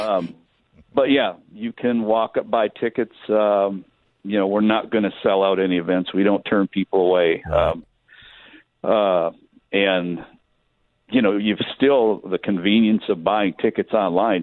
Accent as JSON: {"language": "English", "region": "Michigan", "country": "United States", "tie": "born or raised there", "moved": "yes", "lives_now": "California, United States", "said": "I grew up in Michigan"}